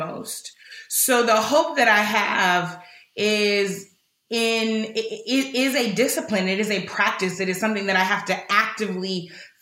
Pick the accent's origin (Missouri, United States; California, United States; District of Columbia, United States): Missouri, United States; St. Louis; in my hometown of St. Louis